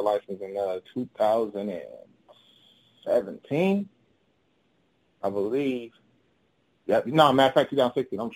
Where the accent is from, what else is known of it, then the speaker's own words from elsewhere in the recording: Chicago, Illinois, United States; I am originally from Chicago, Illinois.